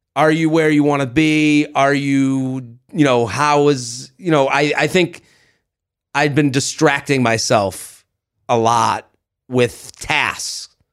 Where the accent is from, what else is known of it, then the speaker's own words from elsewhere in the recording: United States; I'm American in France